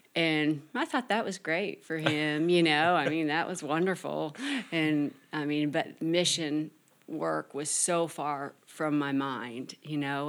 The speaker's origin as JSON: {"language": "English", "region": "Michigan", "country": "United States", "said": "I'm from Michigan"}